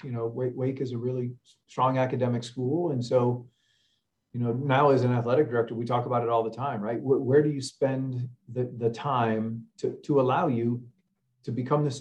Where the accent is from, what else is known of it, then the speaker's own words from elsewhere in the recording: Cleveland, Ohio, United States; growing up in Cleveland